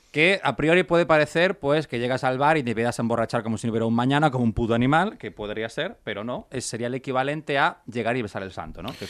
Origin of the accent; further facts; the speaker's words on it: Galicia, Spain; somos dos galegos amantes da marihuana